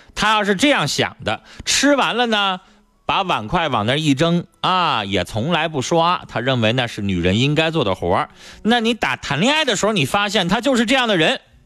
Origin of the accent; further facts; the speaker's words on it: Northeast China, China; 这就是我们东北人很多男人过的日子